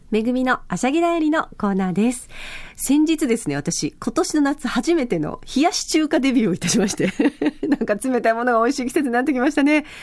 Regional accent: Yaese, Okinawa, Japan; 私の地元の八重瀬町

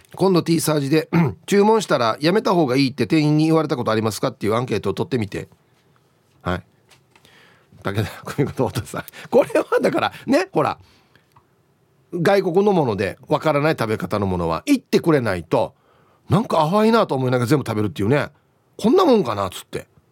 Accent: Uruma, Okinawa, Japan; 僕の地元ですね。うるま市アゲナー

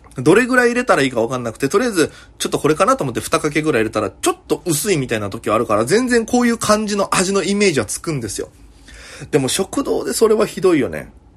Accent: Okinawa, Japan; now in Tokyo, Japan; 大都会東京へ、口先一つで乗り込んだ、沖縄芸人

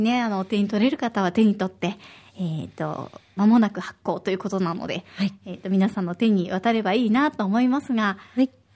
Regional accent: Osaka, Japan; now in Okinawa, Japan; 私は大阪出身

